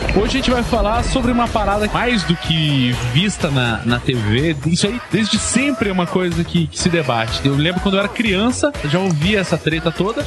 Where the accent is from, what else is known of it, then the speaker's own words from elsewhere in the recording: Brazil; nós brasileiros